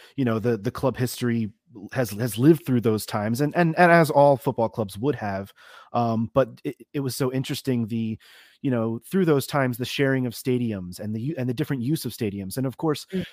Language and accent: English; United States